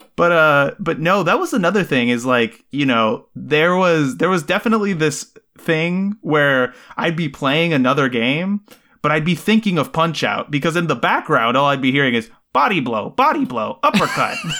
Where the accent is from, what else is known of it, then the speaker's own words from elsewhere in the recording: Puerto Rico; growing up in Puerto Rico